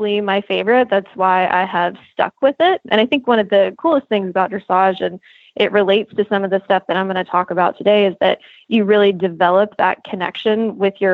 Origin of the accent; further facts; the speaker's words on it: Lexington, Kentucky, United States; now in Washington, DC, United States; I'm from Lexington originally